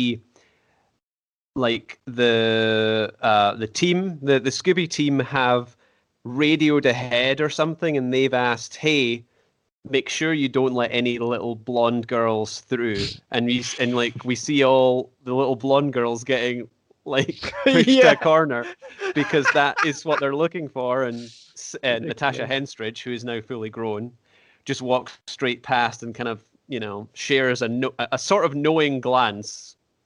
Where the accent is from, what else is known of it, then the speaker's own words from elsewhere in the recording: Scotland, United Kingdom; being a Scottish guy